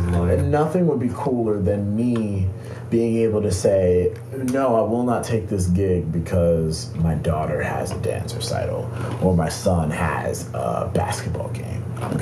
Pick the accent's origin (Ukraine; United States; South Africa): United States; Atlanta, Georgia; Atlanta, Georgia.